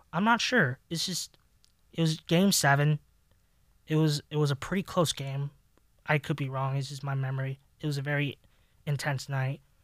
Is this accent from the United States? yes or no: yes; Los Angeles, California, United States; Growing up in Los Angeles